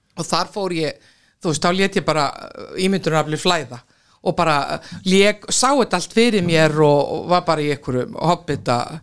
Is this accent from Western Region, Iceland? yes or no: yes; Akranes, Western Region, Iceland; ég er alveg upp sko á Akranesi og þar var náttúrulega fókbólti